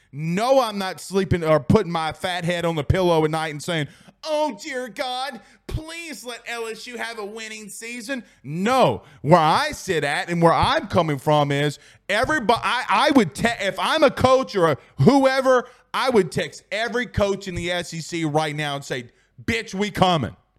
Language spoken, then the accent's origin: English; Franklinton or Amite, Louisiana, United States; I'm from Frankleton or Amy, Louisiana